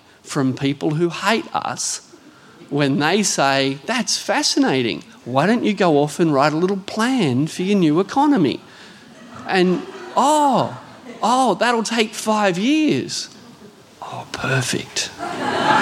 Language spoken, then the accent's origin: English; Hunter Valley, New South Wales, Australia; I grew up in the Hunter Valley